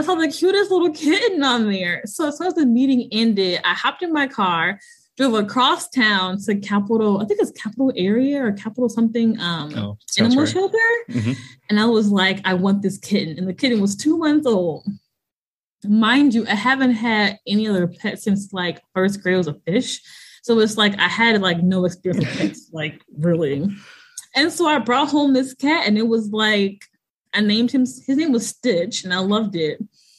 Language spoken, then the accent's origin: English; Midwest, United States; I'm from the Midwest.